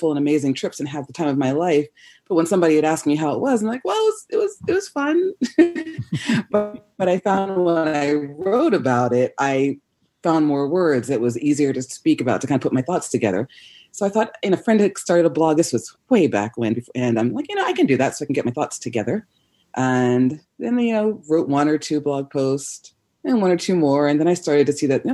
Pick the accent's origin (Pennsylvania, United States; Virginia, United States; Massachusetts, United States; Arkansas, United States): Pennsylvania, United States; Pittsburgh; moved away as an adult; also born or lived in London, United Kingdom; now in Los Angeles, United States; I grew up mostly outside of Pittsburgh, Pennsylvania